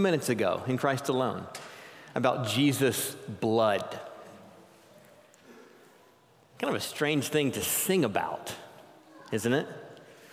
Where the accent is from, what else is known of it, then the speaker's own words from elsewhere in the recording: the South, United States; moved away; I grew up in the South, where my dad's favorite song was